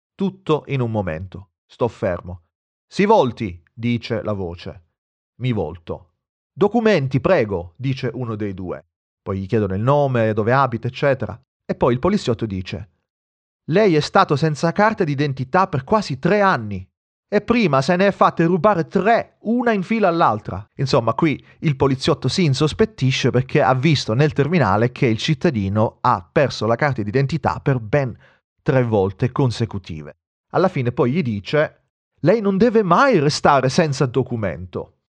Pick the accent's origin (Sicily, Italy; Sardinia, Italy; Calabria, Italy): Sicily, Italy; moved away